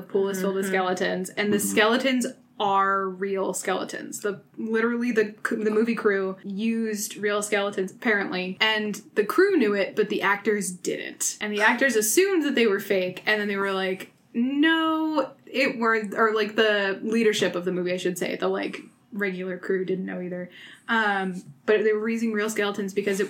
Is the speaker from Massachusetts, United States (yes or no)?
yes; Massachusetts, United States; So the house that I grew up in is in Massachusetts